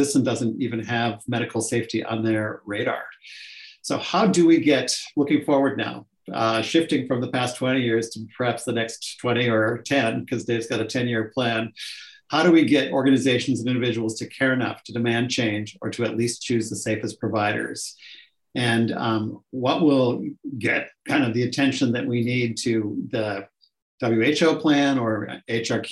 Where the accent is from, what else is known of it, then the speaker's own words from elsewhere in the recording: Minnesota, United States; I'm from Minnesota